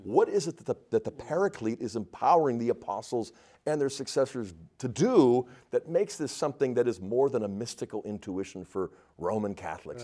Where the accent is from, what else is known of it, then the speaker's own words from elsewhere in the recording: Pittsburgh, Pennsylvania, United States; growing up in Pittsburgh